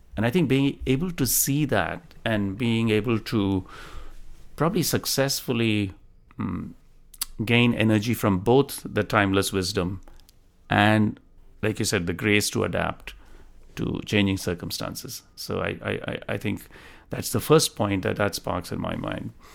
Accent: Delhi, India; moved away as an adult; also born or lived in Tamil Nadu, India / Bombay, India; now in United States; I was born in India, in, uh, the south of India, state of Tamil Nadu, and I moved to Delhi at a pretty young age. I think I was about ten years old, and I went through most of my middle and high school in Delhi.

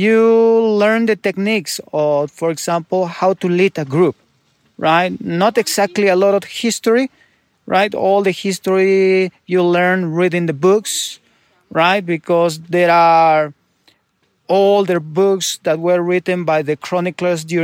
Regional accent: Urubamba, Cusco, Peru; English is a second language; I was born in the Sacred Valley in Urubamba, which is not far away from Cusco region. So I've been living there until to finish my high school with my parents

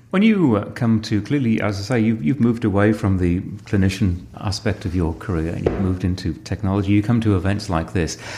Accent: Sedgefield, North East England, United Kingdom; I was born in Sedgefield

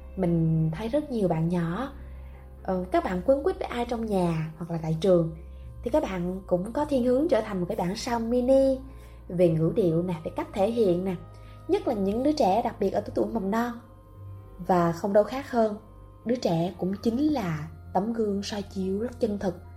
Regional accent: Ho Chi Minh City, Vietnam; mình sinh ra và lớn lên tại thành phố Hồ Chí Minh từ Sài Gòn mặc dù ba mẹ mình không phải là gốc gác tại đây

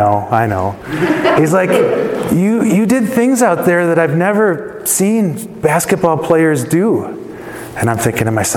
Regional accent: Chicago, Illinois, United States; I grew up in Chicago

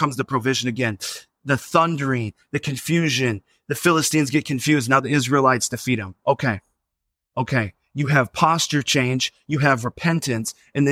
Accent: Minnesota, United States; moved away as an adult; now in Arizona, United States; I grew up in Minnesota

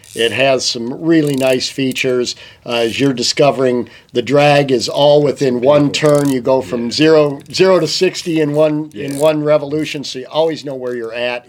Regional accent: Michigan, United States; also born or lived in Montana; i am from Michigan

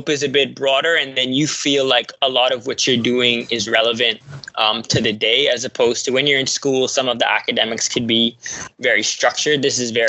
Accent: Bahamas; now in Atlanta, United States; Originally grew up in the Bahamas, went to Georgia State University

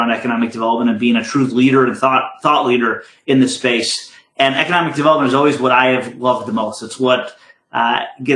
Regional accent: Michigan, United States; moved away; the state of Michigan, which is my home state

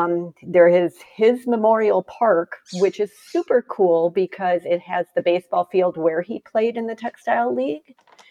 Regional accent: the North, United States; now in Greenville, United States; I'm from the North originally, and brunches are a big thing in the North.

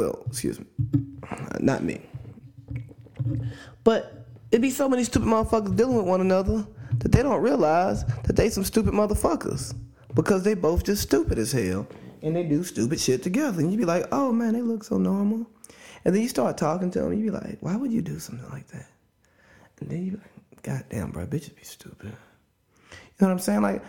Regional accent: Cartersville, Georgia, United States; my hometown, Cartersville, Georgia, Northwest Georgia, Bartow County

